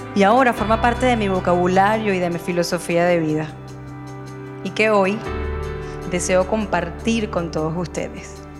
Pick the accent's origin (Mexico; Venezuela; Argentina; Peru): Venezuela; Margarita Island, Nueva Esparta; now in Málaga, Spain; soy venezolana y nací en una hermosa isla de Venezuela, la isla de Margarita